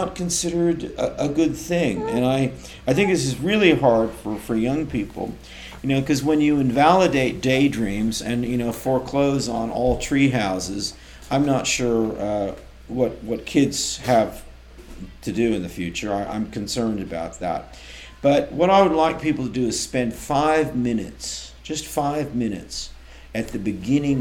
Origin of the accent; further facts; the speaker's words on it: Oakland, California, United States; moved away; also born or lived in Melbourne, Australia; I'm from Oakland, which was famous up until fairly recently for girls' jump rope rhymes